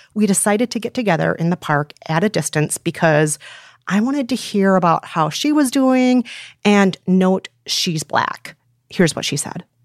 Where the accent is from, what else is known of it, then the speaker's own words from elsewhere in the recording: Minneapolis, Minnesota, United States; now in New York City, United States; my hometown of Minneapolis